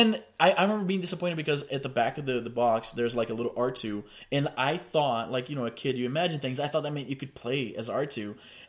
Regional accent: Brazil; now in Canada; back home, I'm from Brazil

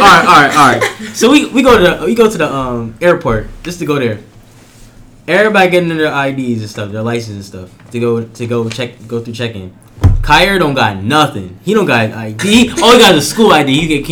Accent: Florida, United States; I'm from Florida, so, but like, I'm not from Miami.

